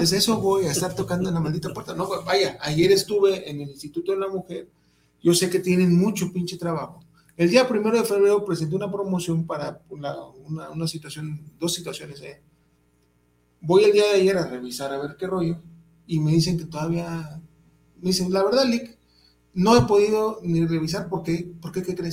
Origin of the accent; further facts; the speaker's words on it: Mexico; aquí somos los mexicanos